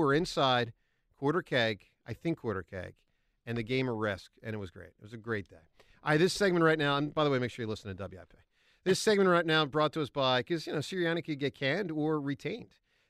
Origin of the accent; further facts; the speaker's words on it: Huntingdon Valley, Pennsylvania, United States; So I lived growing up in Huntington Valley on a street that had a pretty big hill.